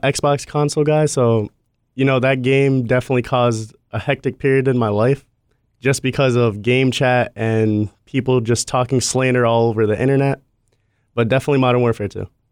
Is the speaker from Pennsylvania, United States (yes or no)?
no; Massachusetts, United States; now in Florida, United States; I'm from Massachusetts, now that I moved down south to Florida